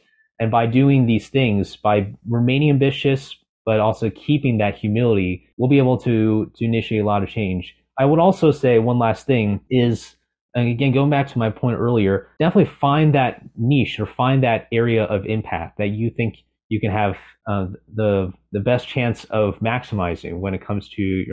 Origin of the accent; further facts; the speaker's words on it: California, United States; I'm originally from California